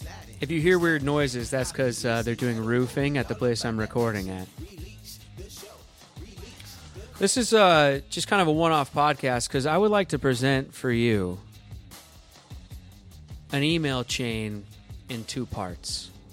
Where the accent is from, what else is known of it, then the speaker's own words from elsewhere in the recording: Toronto, Ontario, Canada; I grew up in Toronto, born and raised a Toronto Maple Leafs fan